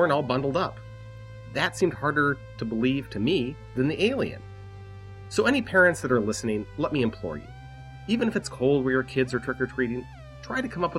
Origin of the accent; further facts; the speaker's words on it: Denver, Colorado, United States; I grew up in Denver